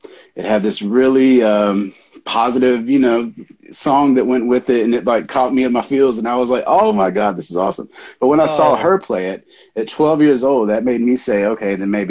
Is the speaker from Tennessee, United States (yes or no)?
yes; Memphis, Tennessee, United States; born there; also born or lived in New Orleans / Mobile; I was born in Memphis, Tennessee.